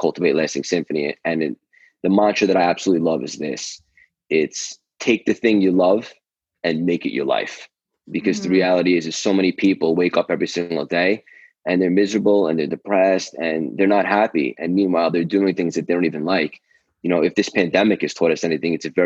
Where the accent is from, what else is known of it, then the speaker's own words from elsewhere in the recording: Long Island, New York, United States; also born or lived in Manhattan, New York; I'm from New York. I grew up in Long Island. I currently live in Manhattan in the Big Apple. I don't know if you can tell by the accent.